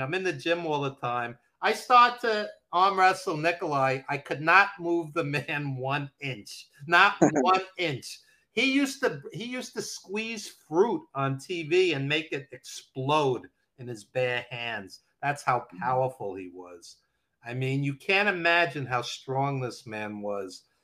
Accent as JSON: {"language": "English", "town": "New York City", "region": "New York", "country": "United States", "tie": "born or raised there", "accent": "New York", "said": "i am a lifelong new yorker as you can hear from my accent uh, brooklyn born"}